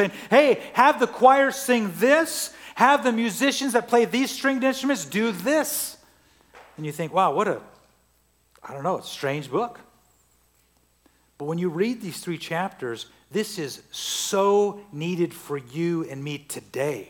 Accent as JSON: {"language": "English", "area": "Central Valley", "region": "California", "country": "United States", "tie": "born or raised there", "moved": "yes", "said": "I grew up in the Central Valley in California, millions of acres of oranges"}